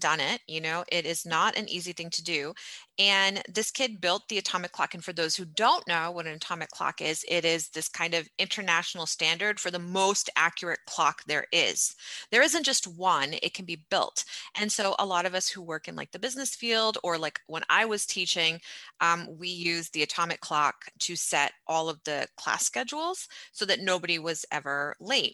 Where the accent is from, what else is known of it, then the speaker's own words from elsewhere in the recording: United States; when we were growing up in America